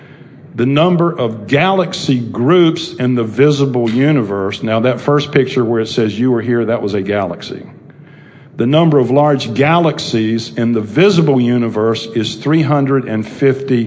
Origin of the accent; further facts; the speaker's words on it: Charlotte, North Carolina, United States; I grew up over on Park Road here in Charlotte